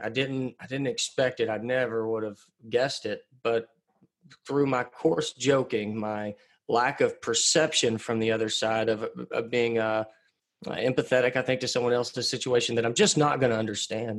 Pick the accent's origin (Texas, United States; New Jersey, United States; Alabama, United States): Texas, United States; Pottsboro; moved away as an adult; I'm a framer's son from Pottsboro, Texas. I actually live back in my hometown again now